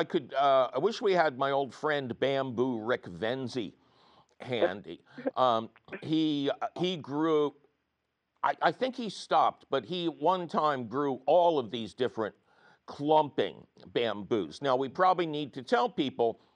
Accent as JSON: {"language": "English", "town": "Philadelphia", "region": "Pennsylvania", "country": "United States", "tie": "born or raised there", "said": "I grew up in Philadelphia"}